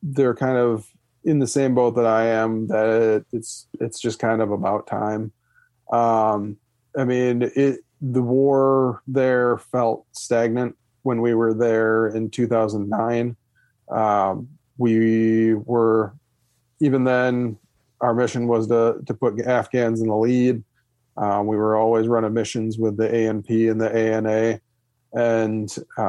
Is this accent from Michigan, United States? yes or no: yes; Michigan, United States; I'm from Michigan